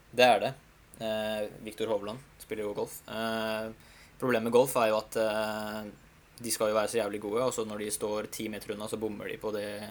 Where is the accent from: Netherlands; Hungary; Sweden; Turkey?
Hungary; now in Norway; mitt hjemland som står for det arrangementet her. vet du, Ungarn og Budapest